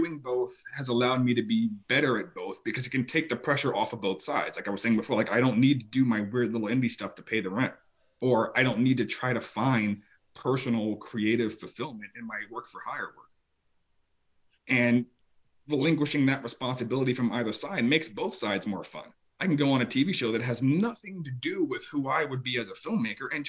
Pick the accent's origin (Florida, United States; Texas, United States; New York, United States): Florida, United States; Tampa; moved away; I grew up in Tampa, Florida